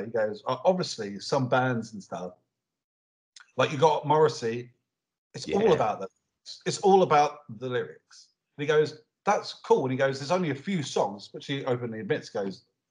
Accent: Colchester, East of England, United Kingdom; I'm from Colchester in a very middle-class area.

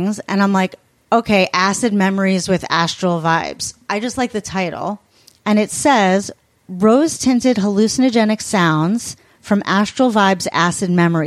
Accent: Syosset, New York, United States; I'm not from Huntington. I'm from Syosset, but I was in high school

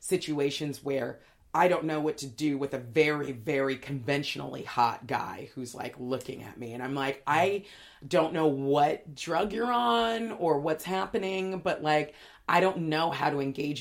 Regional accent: LA and Orange County border, Southern California, United States; I grew up in Southern California, sort of LA and Orange County border

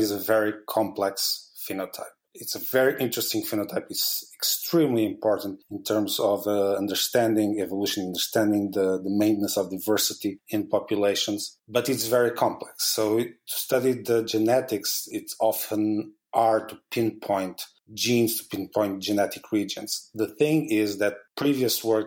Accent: Portugal; moved away as an adult; now in Basel, Switzerland; I'm originally from Portugal

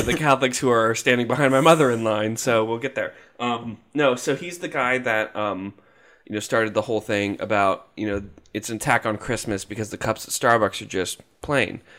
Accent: Jacksonville, Florida, United States; We're from Jacksonville.

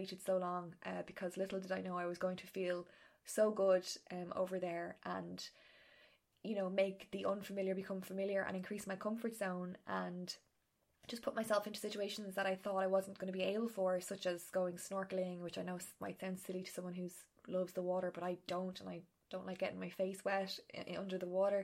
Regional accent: Ireland; being Irish because we don't like asking for help

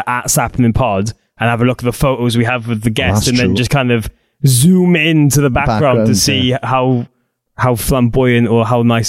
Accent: Wales, United Kingdom; as Welsh idiots we are.

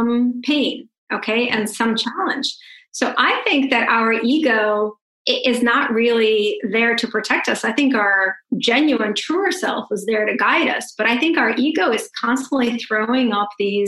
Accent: Russia; moved away; I grew up in Russia. I'm a Russian Jew. I'm a refugee.

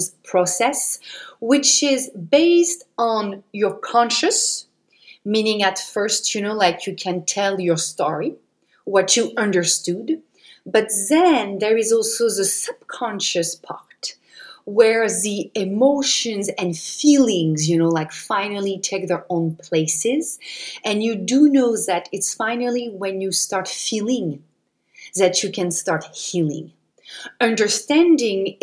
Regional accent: Paris, Île-de-France, France; moved away as an adult; now in United States; I was born and raised in France, Paris. And 15 years ago, I moved to the United States.

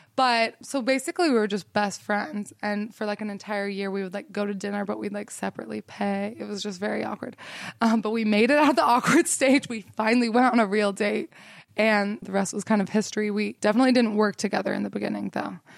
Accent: Salt Lake City, Utah, United States; I grew up in Salt Lake City, Utah

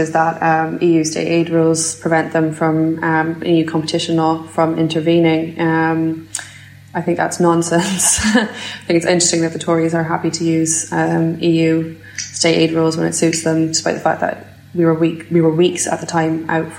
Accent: Scotland, United Kingdom; And BIFAB being open, because I'm from Fife, means I get to tuck my 7-year-old son into bed every night.

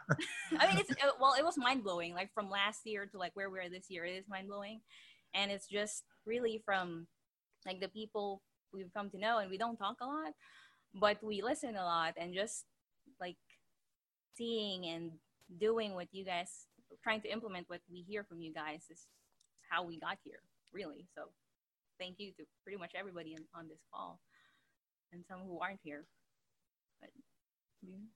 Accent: Philippines; also born or lived in New Zealand; now in Florida, United States; I was born in the Philippines, moved to New Zealand, and then married him from Florida. So now we live in Florida

